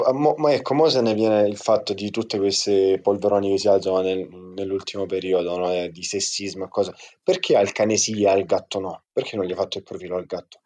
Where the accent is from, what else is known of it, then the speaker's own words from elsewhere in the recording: Lecce, Apulia, Italy; ve la dico pure in dialetto, tanto siamo tutti di Lecce